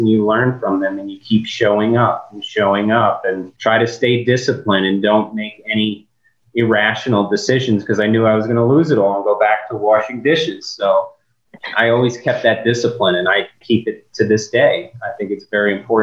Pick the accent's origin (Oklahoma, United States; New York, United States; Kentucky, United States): New York, United States; moved away; I'm from New York originally and come from restaurant business